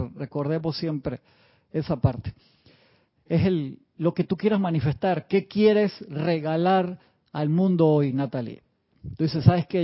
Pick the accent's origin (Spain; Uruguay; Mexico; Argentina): Uruguay; now in Panama; cuando era pequeño en Uruguay